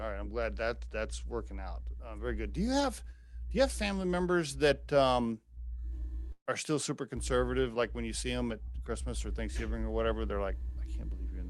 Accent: Oklahoma, United States; moved away; I grew up in Oklahoma and I was back home recently for some family stuff.

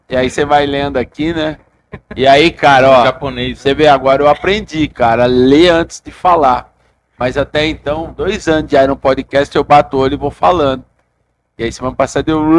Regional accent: Paulínia, São Paulo, Brazil; Eu sou de, eu sou de Paulínia.

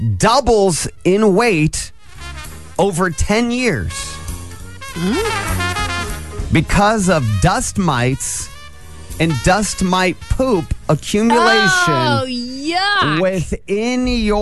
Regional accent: Angola, Indiana, United States; when I grew up in Angola

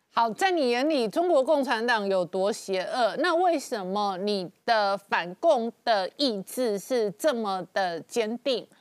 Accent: Taiwan; accent: Taiwanese; 我是一个台湾口音的台妹

